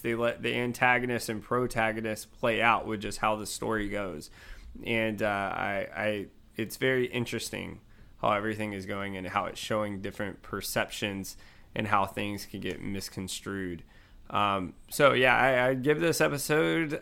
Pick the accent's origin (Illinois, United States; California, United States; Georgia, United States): Georgia, United States; I'm from Georgia